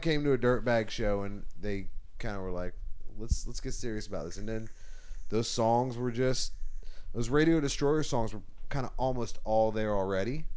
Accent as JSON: {"language": "English", "town": "Charleston", "region": "South Carolina", "country": "United States", "tie": "born or raised there", "said": "growing up in Charleston, South Carolina."}